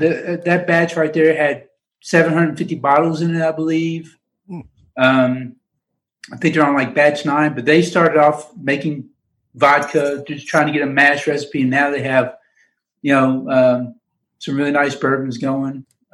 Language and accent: English; Kentucky, United States; now in Georgia, United States; growing up in Kentucky. I'm in Georgia now, but growing up in Kentucky